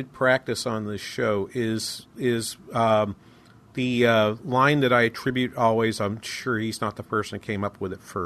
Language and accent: English; New England, United States; moved away; Growing up in New England